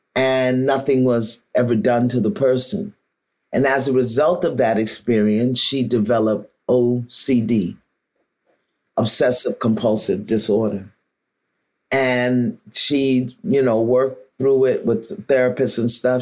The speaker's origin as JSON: {"language": "English", "town": "New York City", "region": "New York", "country": "United States", "said": "I'm from Brooklyn"}